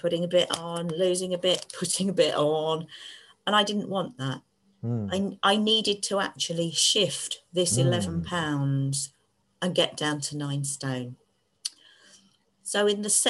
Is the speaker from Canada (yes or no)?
no; Devon, South West England, United Kingdom; I was born in Devon